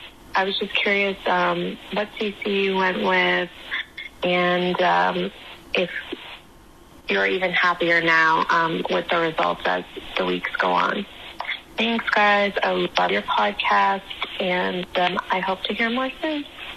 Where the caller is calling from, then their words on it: Halifax, Nova Scotia, Canada; I'm calling in from Halifax, Nova Scotia, Canada.